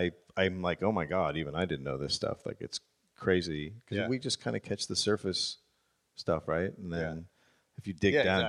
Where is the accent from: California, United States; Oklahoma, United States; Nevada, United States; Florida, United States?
California, United States; San Francisco; I also grew up in San Francisco